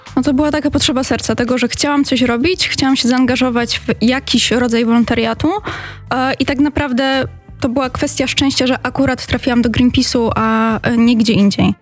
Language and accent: Polish; Katowice, Silesian Voivodeship, Poland; pochodzę z Katowic